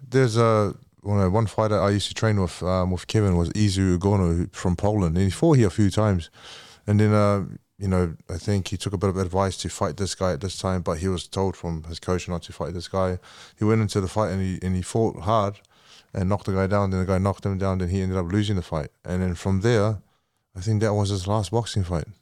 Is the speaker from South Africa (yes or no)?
no; New Zealand; I'm from New Zealand and I'm Samoan, New Zealander